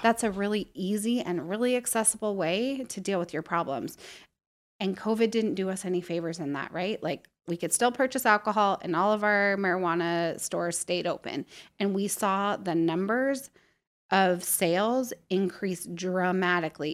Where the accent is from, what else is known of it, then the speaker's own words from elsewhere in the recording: Prosser, Washington, United States; also born or lived in Montana; now in Spokane, United States; I grew up in Prosser, so small